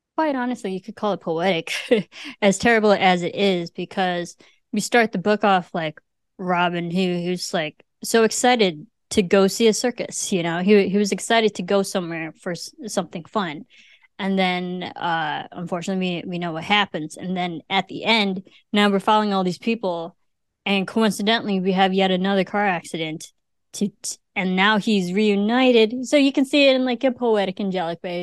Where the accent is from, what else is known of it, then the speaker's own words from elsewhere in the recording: Illinois, United States; I'm from Illinois.